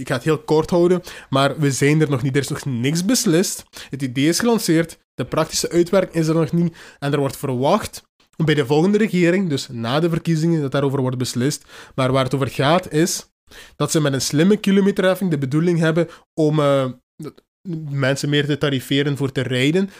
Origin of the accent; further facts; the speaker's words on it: Hasselt, Flanders, Belgium; ik ben van Hasselt, we zijn in Limburg.